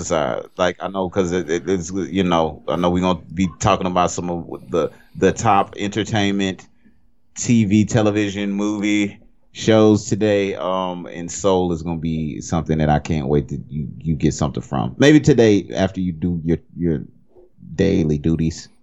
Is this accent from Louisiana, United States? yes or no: yes; Cajun, Louisiana, United States; I'm Cajun